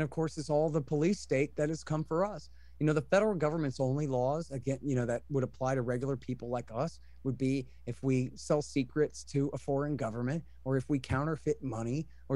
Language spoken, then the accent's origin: English; Texas, United States; I'm an American, I'm from here, I'm a Texan